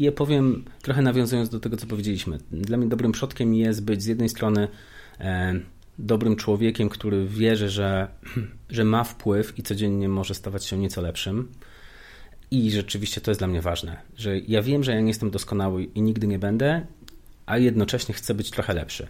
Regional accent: Wrocław, Lower Silesian Voivodeship, Poland; Ja i się urodziłem i wychowałem na blokowisku, wrocławskim

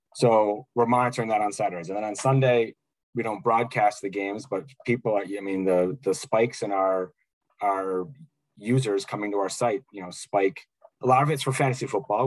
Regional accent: Chicago, Illinois, United States; growing up in Chicago

